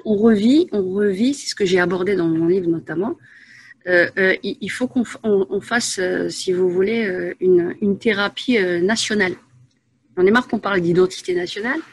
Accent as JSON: {"language": "French", "town": "Asnières-sur-Seine", "region": "Île-de-France", "country": "France", "tie": "born or raised there", "also_born_or_lived": "Paris / Saint-Gratien / Enghien-les-Bains", "moved": "as an adult", "lives_now": "Belgium", "said": "à la base une Parisienne. je suis née à Paris 14e. J'ai vécu, j'ai passé mon enfance à Agnières-sur-Seine"}